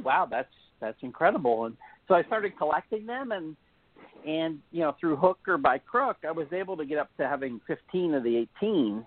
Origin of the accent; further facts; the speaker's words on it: Pennsylvania, United States; I, I, I grew up in Pennsylvania